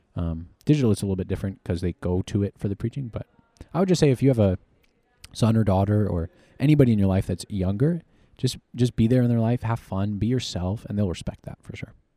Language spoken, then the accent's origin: English; Harrisonburg, Virginia, United States; moved away as an adult; now in Texas, United States; Harrisonburg, Virginia